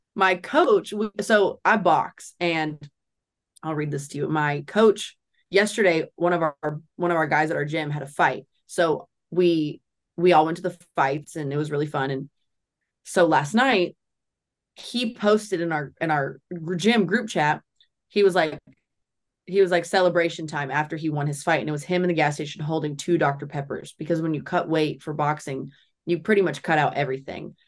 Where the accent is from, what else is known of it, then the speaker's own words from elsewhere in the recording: Nashville, Tennessee, United States; From Nashville.